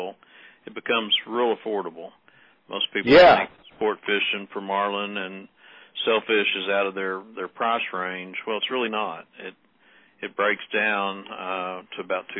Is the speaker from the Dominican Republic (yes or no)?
no; Texas, United States; We're all from Texas